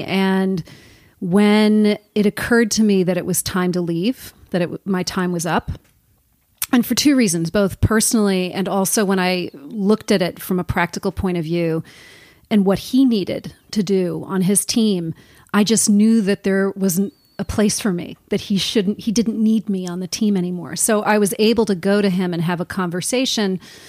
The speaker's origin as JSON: {"language": "English", "town": "Fort Lee", "region": "New Jersey", "country": "United States", "tie": "born or raised there", "said": "I'm from around here. I grew up in northern New Jersey in the Fort Lee, Cliffside Park area."}